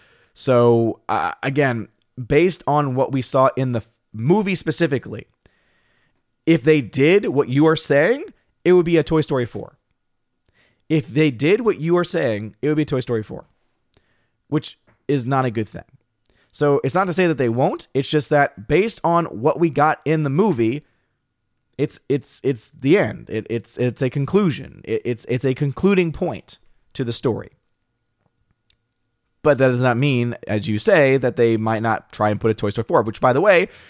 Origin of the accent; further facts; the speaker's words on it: United Kingdom; As a Brit, I have no interest in the franchise.